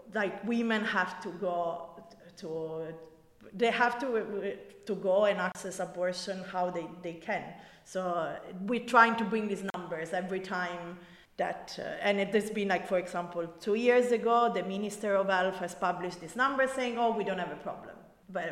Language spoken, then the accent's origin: English; Rome, Lazio, Italy; my own city, I'm from Rome